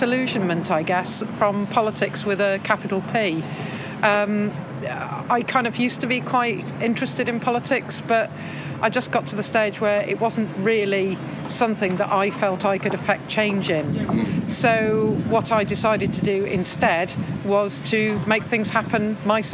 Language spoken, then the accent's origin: English; Llandrindod Wells, Wales, United Kingdom; I come from Llandrindod Wells in the middle of Wales